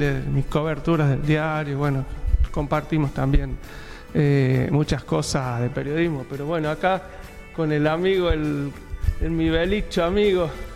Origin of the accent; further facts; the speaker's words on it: San Fernando del Valle de Catamarca, Catamarca, Argentina; moved away as an adult; also born or lived in Córdoba; now in Buenos Aires, Argentina; Yo soy de la capital, de San Fernando del Valle de Catamarca, y bueno, este, toda mi vida viví ahí